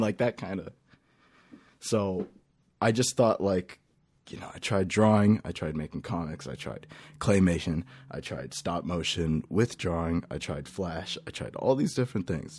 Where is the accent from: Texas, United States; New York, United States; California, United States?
California, United States; Lake Elsinore; now in Temecula, United States; I come from California. I, uh, I, I really, really come from Lake Elsinore. I, then I moved over to Temecula, and that's where I'm chilling